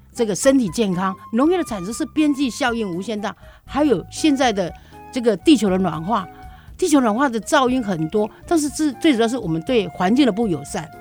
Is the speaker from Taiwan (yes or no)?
yes; Taiwan; also born or lived in Yunlin; 我能够生在台湾，长在台湾，而且活在台湾